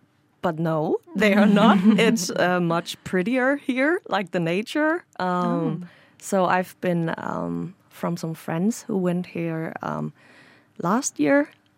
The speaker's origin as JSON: {"language": "English", "country": "Denmark", "moved": "as an adult", "lives_now": "Oslo, Norway", "said": "I'm from Denmark, and I am also studying at UIO as an exchange student."}